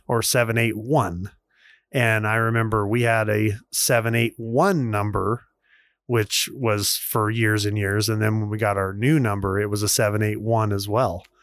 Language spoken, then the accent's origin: English; Vernal, Utah, United States; growing up in Vernal, Utah